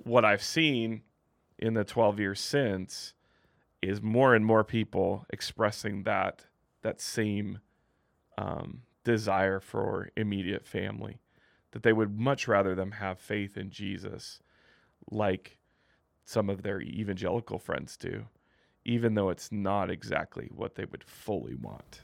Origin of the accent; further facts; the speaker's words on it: Midwest, United States; now in Utah County, United States; growing up in the Midwest